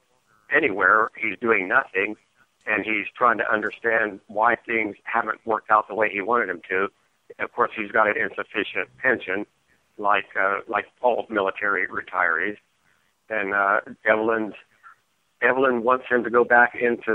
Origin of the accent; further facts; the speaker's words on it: Ohio, United States; Mike and I grew up in Ohio with our sisters